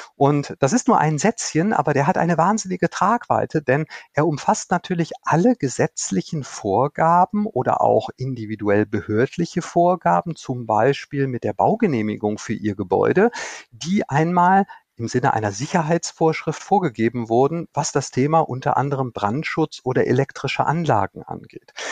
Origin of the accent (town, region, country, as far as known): North Rhine-Westphalia, Germany; born or raised there